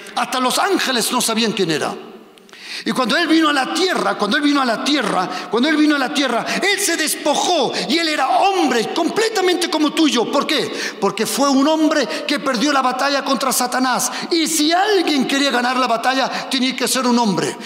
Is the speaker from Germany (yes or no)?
yes; Germany; also born or lived in Spain; now in Madrid, Spain; Yo soy español como Dios manda, pero me he crecido en Alemania